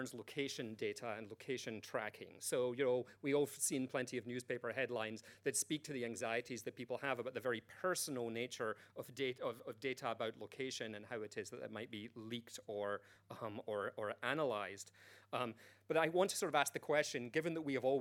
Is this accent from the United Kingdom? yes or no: yes; United Kingdom; I'm British